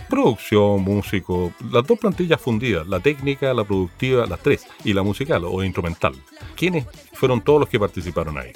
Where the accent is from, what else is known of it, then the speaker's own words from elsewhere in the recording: Valparaíso, Chile; Yo me crié harto en el Cerro Alegre. Yo nací en Playa Ancha